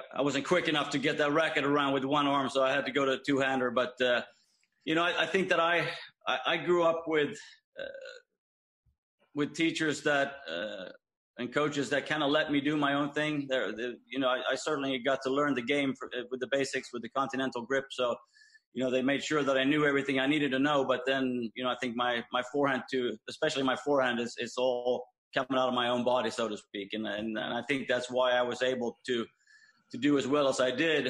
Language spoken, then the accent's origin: English; Malmö, Skåne, Sweden; born or raised there